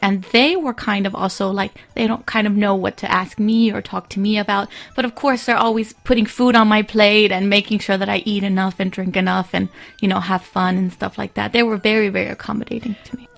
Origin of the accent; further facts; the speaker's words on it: Texas, United States; moved away as an adult; now in Beijing, China; I'm American. I'm from Texas